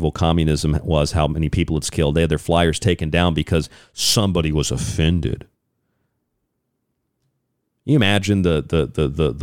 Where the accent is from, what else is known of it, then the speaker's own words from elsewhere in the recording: United States; I'm an American